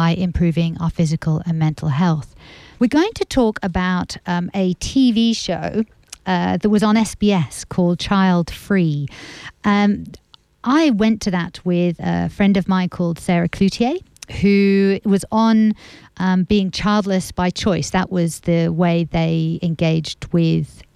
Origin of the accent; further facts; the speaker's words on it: France; moved away; I grew up in France